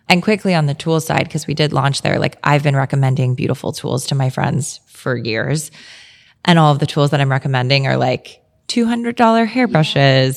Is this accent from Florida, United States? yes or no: yes; South Florida, United States; moved away as an adult; also born or lived in New York; I'm from South Florida